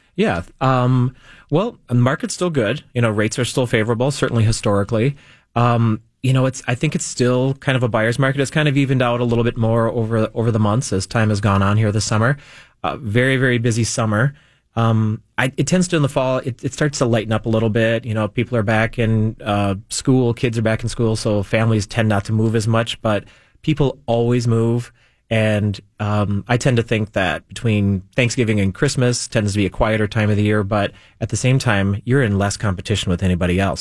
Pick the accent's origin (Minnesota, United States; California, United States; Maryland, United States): Minnesota, United States; South Metro; where my hometown stuff is